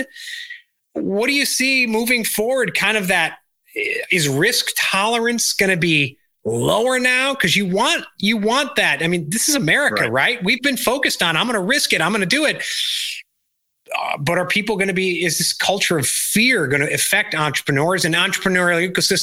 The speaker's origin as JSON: {"language": "English", "area": "DuPage County", "region": "Illinois", "country": "United States", "tie": "born or raised there", "said": "I growing up in DuPage County, Illinois, I remember another company, Lucent"}